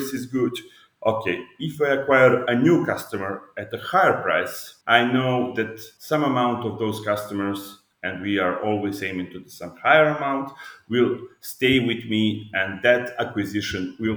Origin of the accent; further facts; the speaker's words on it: Belgrade, Serbia; I'm from Belgrade, Serbia